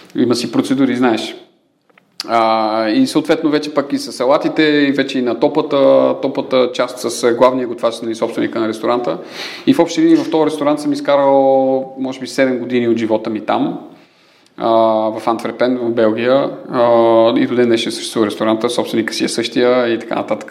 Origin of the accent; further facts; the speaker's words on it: Sofia, Sofia City, Bulgaria; роден 83-та от София. А, Кореняк Софиянец